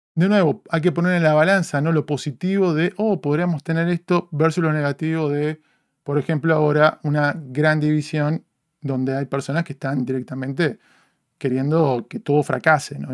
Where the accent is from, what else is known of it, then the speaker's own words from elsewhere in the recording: Uruguay; now in Los Angeles, United States; me retrotrae a mi infancia, a crecer en Uruguay